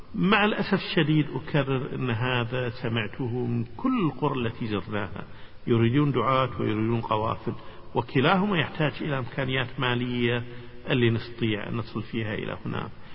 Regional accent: Kuwait; أنا من الكويت

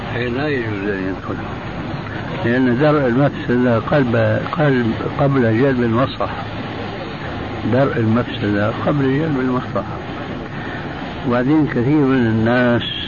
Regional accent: Syria; عندنا في الشام

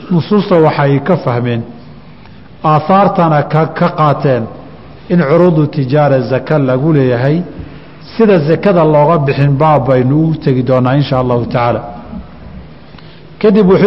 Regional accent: Somalia; soomaali haddaan nahayo

